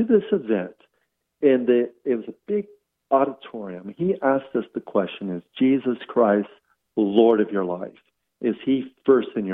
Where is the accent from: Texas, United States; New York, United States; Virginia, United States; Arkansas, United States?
Virginia, United States; growing up in Virginia